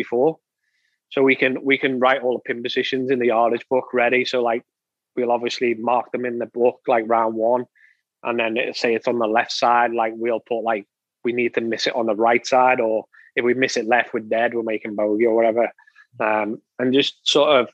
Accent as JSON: {"language": "English", "region": "England", "country": "United Kingdom", "said": "for us as being English"}